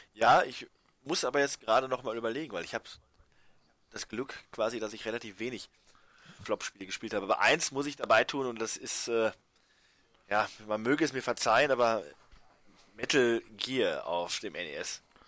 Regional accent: Germany

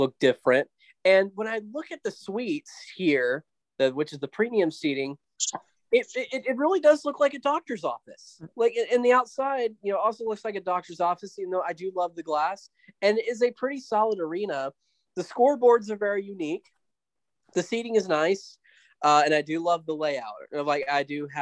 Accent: Allen, Texas, United States; born or raised there

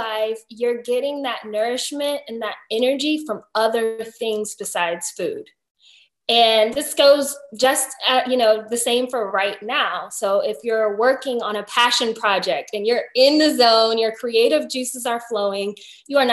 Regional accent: Virginia, United States; now in St. Petersburg, United States; Right now, I am living in Florida, but I'm originally from Virginia

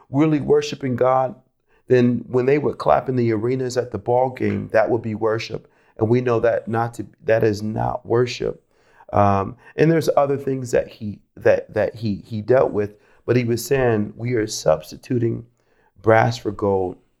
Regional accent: Rochester, New York, United States; moved away as an adult; also born or lived in Florida; I'm originally from Rochester, New York. I grew up in a Christian home.

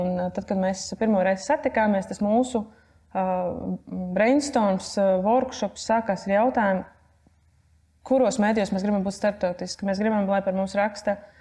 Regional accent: Latvia; es esmu no Latvijas

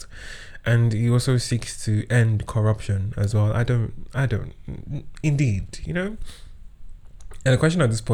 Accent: Kwara, Nigeria; I was born and raised in Kwara State

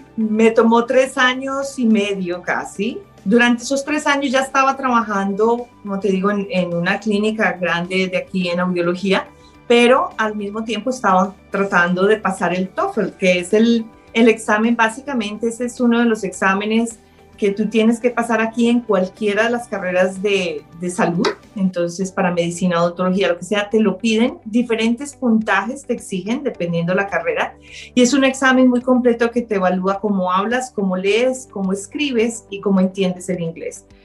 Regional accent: Colombia; moved away as an adult; now in Canada; Nací en Colombia y llegué al Canadá hace 17 años

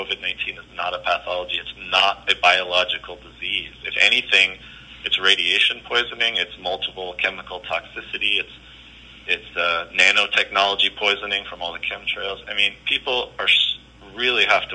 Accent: Berkeley, California, United States; I'm talking about my hometown

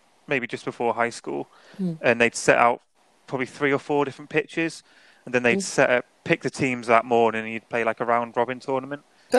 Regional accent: Wales, United Kingdom; So obviously I grew up in North Wales. Yeah, I know. Yeah, probably more Scouse than Welsh, isn't it?

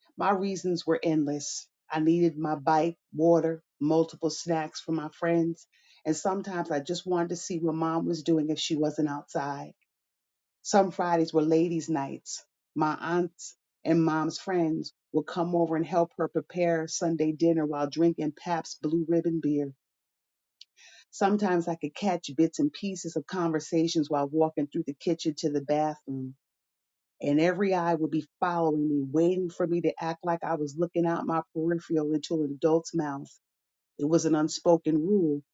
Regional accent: Troy, New York, United States; I was born on a hot June day at St. Mary's Hospital in Troy, New York

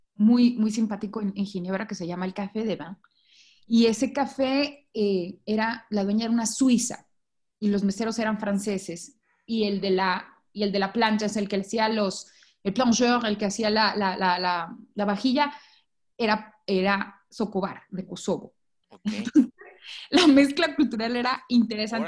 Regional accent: Mexico; moved away as an adult; now in Guatemala; soy de México

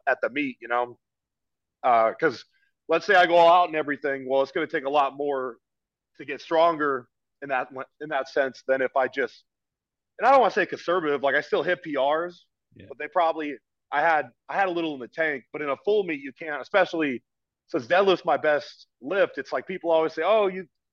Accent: Oregon, United States; also born or lived in California; now in East Coast, United States; I'm from Oregon.

